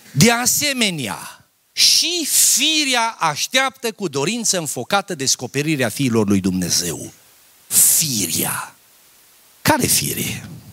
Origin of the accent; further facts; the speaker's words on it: a village near Mărginimea Sibiului, Sibiu County, Romania; Eu am copilărit la țară. Tata a fost fierar.